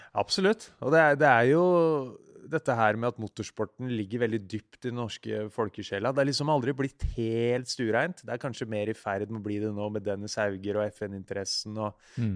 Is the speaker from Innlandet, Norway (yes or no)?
no; Siggerud, Akershus, Norway; also born or lived in Ski; jeg vokste opp på Sigrud, som er eh, ja, 20-30 minutter øst for Oslo.